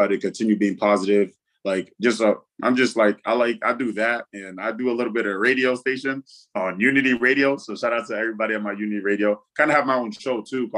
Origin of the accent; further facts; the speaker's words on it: Worcester, Massachusetts, United States; also born or lived in Fargo, North Dakota; my hometown listed as I'll forever be listed as is Worcester, Massachusetts